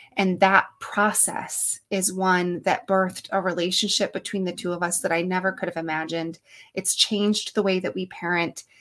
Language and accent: English; upstate New York, United States; I am from good old upstate New York where it's snowy and blowy this time of year